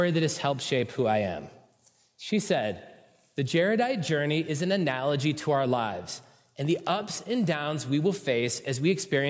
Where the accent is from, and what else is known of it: San Francisco Bay Area, California, United States; born or raised there